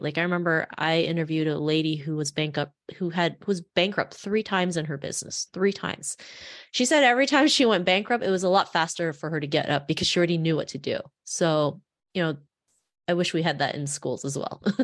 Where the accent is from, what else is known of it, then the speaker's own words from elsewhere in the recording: Toronto, Ontario, Canada; growing up in Toronto